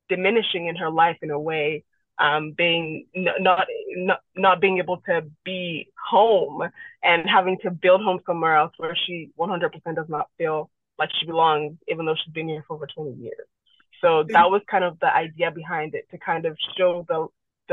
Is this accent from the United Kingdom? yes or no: no; Nigeria; now in Canada; I'm an immigrant myself. I moved from Nigeria to Canada